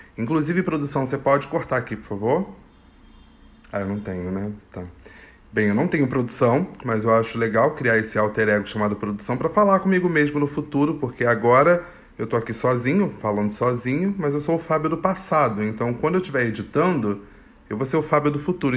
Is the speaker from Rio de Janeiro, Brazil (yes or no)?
yes; Rio de Janeiro, Brazil; Eu nasci no Complexo do Alemão